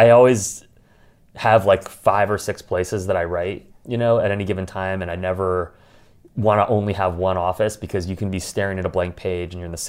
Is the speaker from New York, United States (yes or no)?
yes; New York, United States; I'm a New Yorker